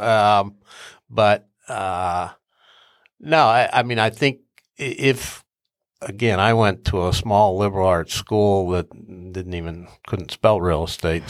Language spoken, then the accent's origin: English; Upper Arlington, Ohio, United States; I grew up in Arlington. I graduate, uh, I graduated from Arlington